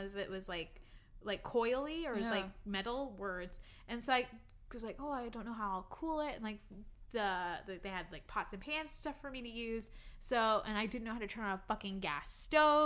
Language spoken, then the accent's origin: English; United States; I'm from the USA